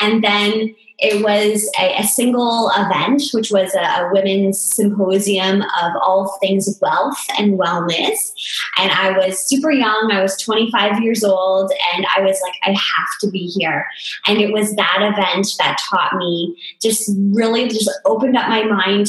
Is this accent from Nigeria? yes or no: no; small town in southern Ontario, Canada; I'm in this super small town, actually my hometown where I grew up